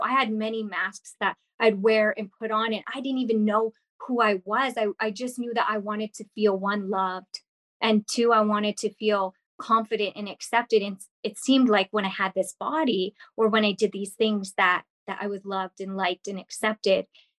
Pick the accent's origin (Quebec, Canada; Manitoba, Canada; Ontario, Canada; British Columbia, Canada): British Columbia, Canada; Kimberley; because I'm from, I grew up in Kimberley, BC. So I'm from the Rocky Mountains, small town. I moved quite a bit, but that was the place that I lived the longest.